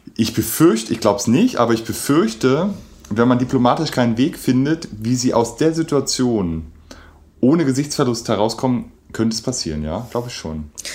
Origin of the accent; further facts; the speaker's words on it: Germany; für uns jetzt als, als Deutsche oder als Europäer